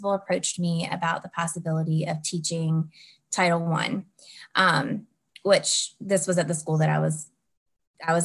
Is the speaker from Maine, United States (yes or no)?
no; Southwest Virginia, United States; I'm from Southwest Virginia.